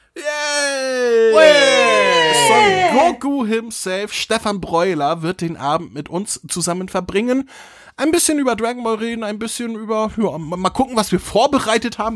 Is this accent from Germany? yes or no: yes; Northern Germany, Germany; ich bin Norddeutscher, wir sagen Feudeln